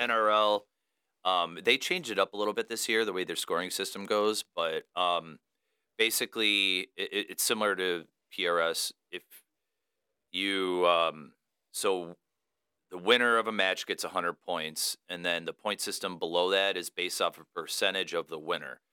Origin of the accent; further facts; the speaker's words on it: Romeo, Michigan, United States; also born or lived in Royal Oak, Michigan / Madison Heights, Michigan; I'm, uh, originally born and raised in Michigan, so I grew up in the Romeo slash Washington